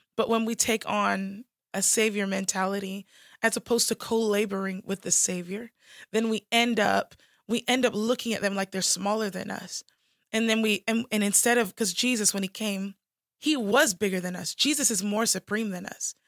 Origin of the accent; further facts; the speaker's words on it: United States; I'm American